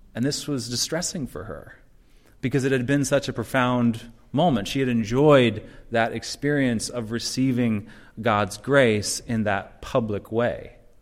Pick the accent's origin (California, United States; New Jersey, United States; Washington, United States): Washington, United States; Seattle; now in Chicago, United States; I'm from Seattle